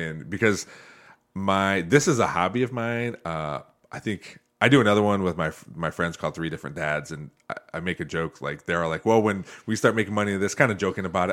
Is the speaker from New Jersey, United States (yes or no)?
no; Northwest Ohio, United States; I grew up here in Northwest Ohio